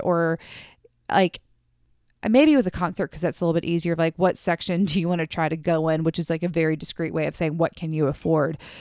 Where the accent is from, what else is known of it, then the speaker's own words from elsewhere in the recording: the South, United States; I am from the South